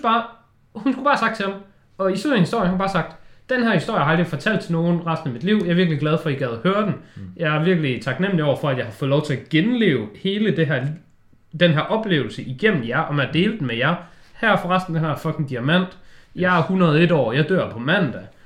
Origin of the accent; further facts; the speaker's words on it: Denmark; vi som danskere